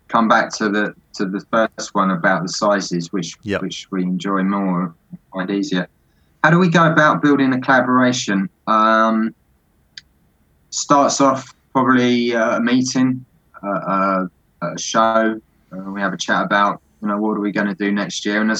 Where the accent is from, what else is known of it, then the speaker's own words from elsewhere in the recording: Scotland, United Kingdom; They're down south. I'm from Scotland.